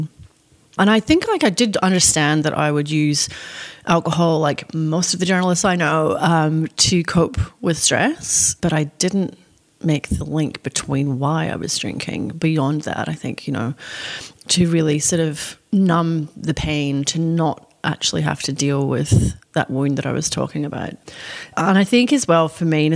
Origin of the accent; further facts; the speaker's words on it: Scotland, United Kingdom; now in Australia; the culture that I grew up in Scotland and also in Australia